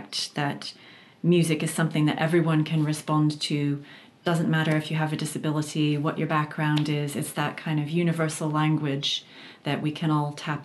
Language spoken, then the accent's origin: English; Boston, Massachusetts, United States; I'm from the Boston area in Massachusetts